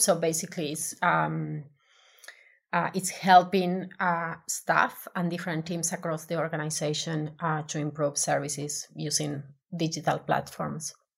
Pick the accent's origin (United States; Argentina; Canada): Argentina; English is a second language; moved away as an adult; now in Melbourne, Australia; I'm originally from Argentina